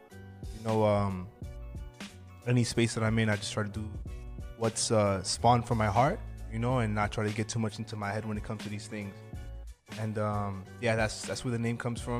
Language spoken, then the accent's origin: English; Los Angeles, California, United States; So, like, I guess when I grew up in Los Angeles